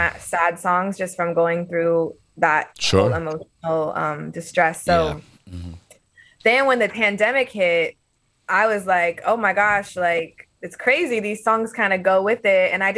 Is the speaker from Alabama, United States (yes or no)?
no; California, United States; now in Boston, United States; when I came to Boston, like I came from Southern California, but like the diversity in the city of Boston was so fresh and new for me.